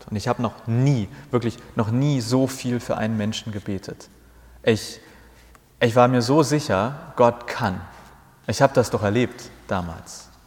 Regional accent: Hamburg, Germany; Ich war sowas wie 14, 15, 16 Jahre alt, äh, meine Heimatgemeinde, auch in Hamburg, aber im Nordwesten.

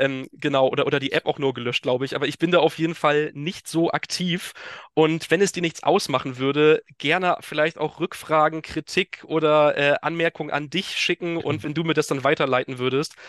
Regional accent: Teterow, Mecklenburg-Vorpommern, Germany; moved away as an adult; also born or lived in Hesse / Rostock / Kiel; now in Westerrönfeld, Germany; bin schon im Alter von sechs Jahren nach Mecklenburg-Vorpommern gezogen und da auch aufgewachsen. Also ähm, bin in Tetero, dem exakten geografischen Mittelpunkt von MacPom, aufgewachsen

